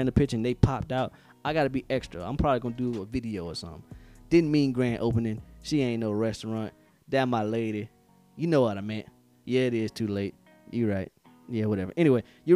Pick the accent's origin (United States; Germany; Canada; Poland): United States; Henderson, North Carolina; moved away; also born or lived in Fayetteville, North Carolina; I am from Henderson, North Carolina, Big 252.